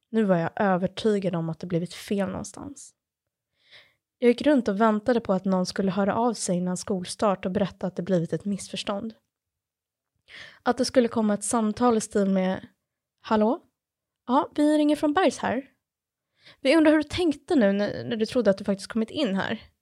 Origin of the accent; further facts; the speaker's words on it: Stockholm, Stockholm County, Sweden; Mina föräldrar hade alltså kommit till Sverige från Japan och Polen och nu föddes jag här och skulle komma att bli ett så kallat third culture kid här i Stockholm.